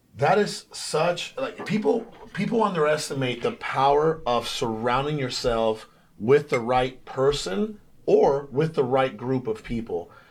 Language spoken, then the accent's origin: English; Mexico; now in Phoenix, United States; I was born in Mexico, um, lived literally in, uh, crazy poverty